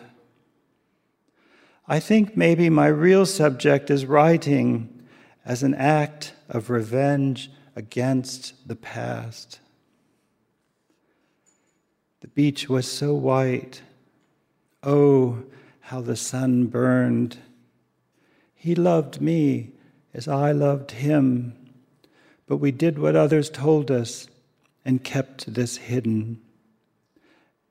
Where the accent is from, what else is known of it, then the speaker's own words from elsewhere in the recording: the South, United States; moved away; also born or lived in Japan; as a young man growing up in the South